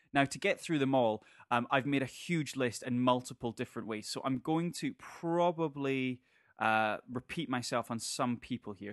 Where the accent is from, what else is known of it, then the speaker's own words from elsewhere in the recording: Scotland, United Kingdom; as an eight-year-old growing up in Scotland